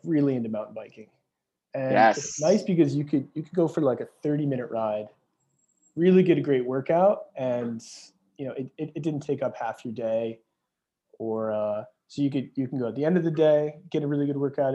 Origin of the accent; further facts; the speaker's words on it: Montauk, New York, United States; Half the guys I grew up with out in Montauk are commercial fishermen